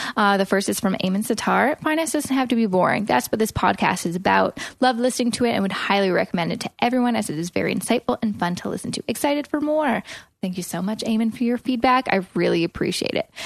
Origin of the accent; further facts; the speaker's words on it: Vancouver, British Columbia, Canada; now in Toronto, Canada; We're from Vancouver